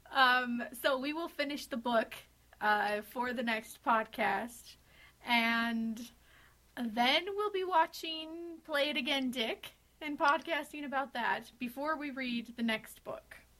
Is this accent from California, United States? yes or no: no; Utah, United States; I'm from Utah, and that's all I know about my accent.